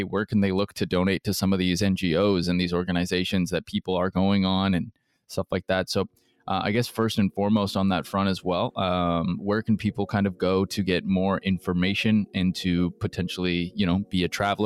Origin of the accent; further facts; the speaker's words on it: United States; being American